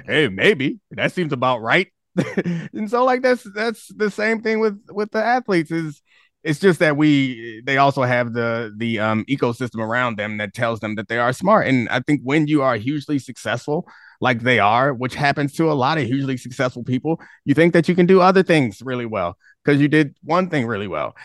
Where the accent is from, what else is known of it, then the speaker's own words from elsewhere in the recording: Baltimore, Maryland, United States; I grew up in Baltimore